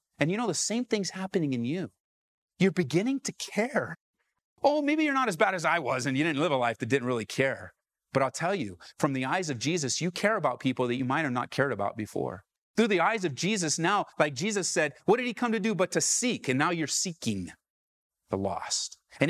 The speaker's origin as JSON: {"language": "English", "region": "California", "country": "United States", "lives_now": "Aurora, United States", "said": "I came from Southern California where the gospel is just all over, everywhere, large churches, small churches."}